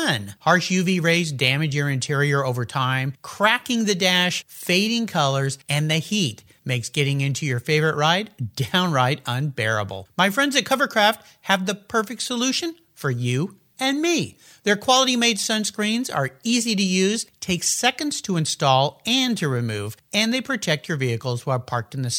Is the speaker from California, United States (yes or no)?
yes; Southern California, United States; as a kid growing up in Southern California with long hair and surfing every day